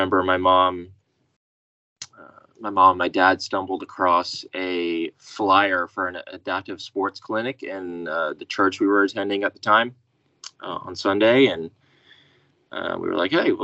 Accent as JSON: {"language": "English", "town": "Wichita", "region": "Kansas", "country": "United States", "tie": "born or raised there", "said": "Grew up, born and raised in Wichita, Kansas"}